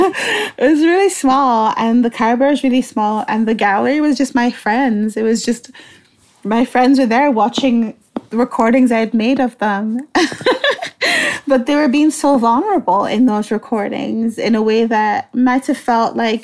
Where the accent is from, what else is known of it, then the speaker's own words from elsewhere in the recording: Nigeria; moved away; also born or lived in Halifax; I was born and raised in Nigeria, that's where I'm from